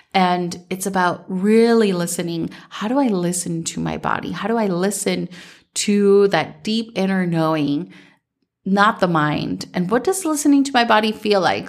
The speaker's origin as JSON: {"language": "English", "region": "Minnesota", "country": "United States", "tie": "born or raised there", "said": "growing up in Minnesota"}